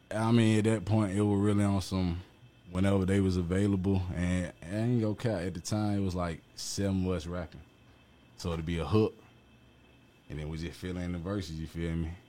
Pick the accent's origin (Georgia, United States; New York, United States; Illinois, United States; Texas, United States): Georgia, United States; Atlanta; I was born at goddamn South Fulton Hospital right here off Cleveland Avenue